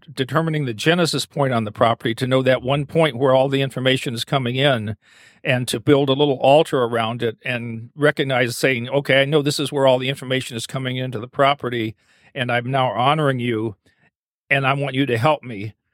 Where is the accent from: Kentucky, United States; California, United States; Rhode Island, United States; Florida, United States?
Kentucky, United States; Eastern; also born or lived in Asheville, North Carolina; now in Maine, United States; I grew up in Eastern Kentucky